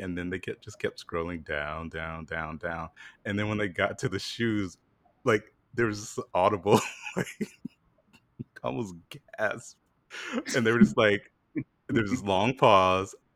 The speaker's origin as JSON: {"language": "English", "region": "South Carolina", "country": "United States", "moved": "yes", "said": "I'm from South Carolina"}